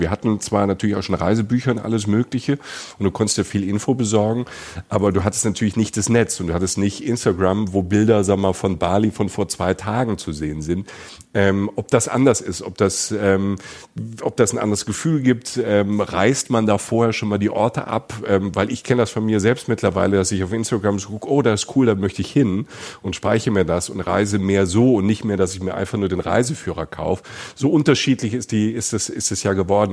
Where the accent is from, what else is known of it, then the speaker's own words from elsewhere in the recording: Germany; als Deutscher